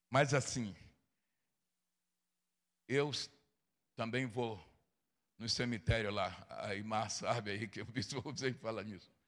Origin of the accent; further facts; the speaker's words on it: Bahia, Brazil; Eu sou da Bahia. Eu sou baiano da Bahia. Aliás, eu sou baiano da Bahia, viu, irmãos?